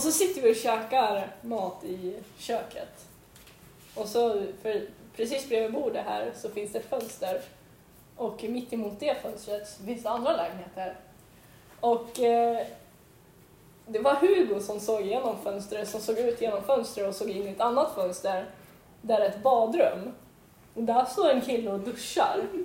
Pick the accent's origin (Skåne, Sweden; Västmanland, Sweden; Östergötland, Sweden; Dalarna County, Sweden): Västmanland, Sweden; Västerås; jag flyttade till Västerås